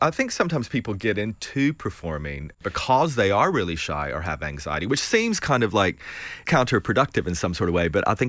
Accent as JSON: {"language": "English", "region": "Tennessee", "country": "United States", "tie": "born or raised there", "said": "I'm originally from East Tennessee, and I grew up in a trailer park down a gravel road"}